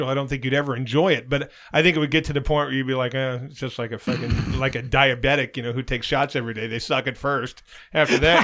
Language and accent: English; New Jersey, United States; Because it's just my accent. I'm from New Jersey.